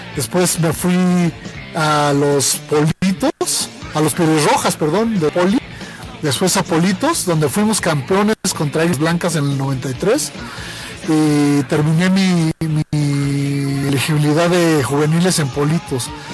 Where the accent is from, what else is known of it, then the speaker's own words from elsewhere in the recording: Mexico City, Mexico; a los 10 años de edad nos fuimos varios amigos de la Palomilla, de la colonia. Eh, esa colonia del DF